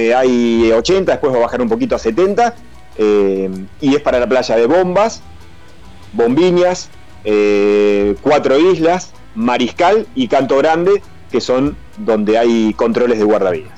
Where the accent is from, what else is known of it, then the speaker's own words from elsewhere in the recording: Argentina; moved away; acá los argentinos somos gringos